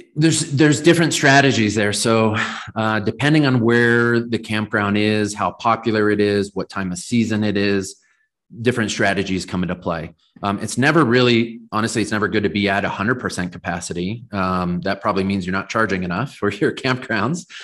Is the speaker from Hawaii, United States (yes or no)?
no; Southern California, United States; now in Colorado, United States; I grew up in Southern California, and I live in Colorado now.